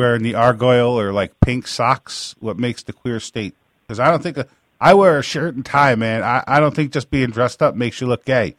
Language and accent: English; New York, United States; I'm from New York